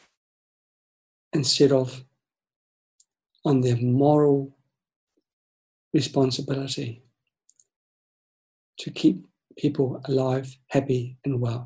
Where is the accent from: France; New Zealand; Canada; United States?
New Zealand; moved away; I'm from New Zealand. My family, my friends, I've got a lot in New Zealand